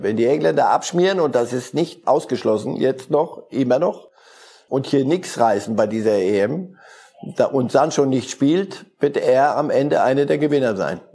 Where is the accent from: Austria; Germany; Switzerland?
Switzerland; Als Schweizer